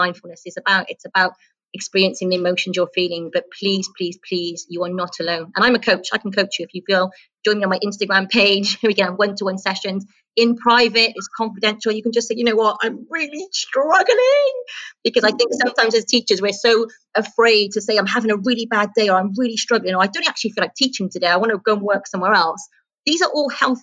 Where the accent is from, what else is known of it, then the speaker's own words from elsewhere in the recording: United Kingdom; moved away as an adult; now in United Arab Emirates; I'm a British teacher in a British school, and I trained in the UK